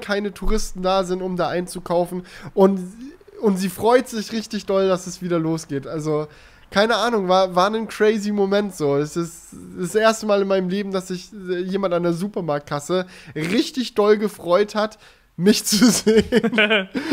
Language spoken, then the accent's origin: German; Germany; wir sind aus Deutschland